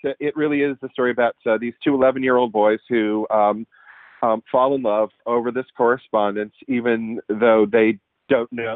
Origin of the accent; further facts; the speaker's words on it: Pittsburgh, Pennsylvania, United States; up in Pittsburgh, which is where I'm from